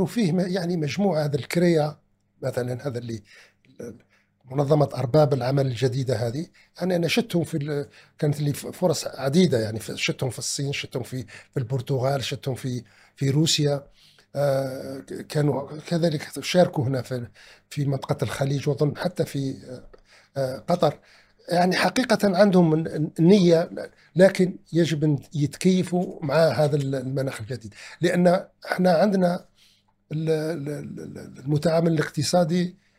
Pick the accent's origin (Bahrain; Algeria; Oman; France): Algeria; أننا جنبنا كجزائريين